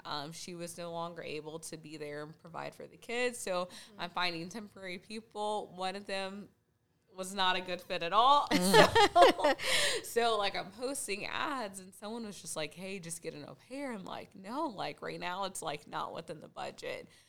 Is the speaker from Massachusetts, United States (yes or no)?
no; Junction City, Kansas, United States; I was born and raised in Junction City, Kansas.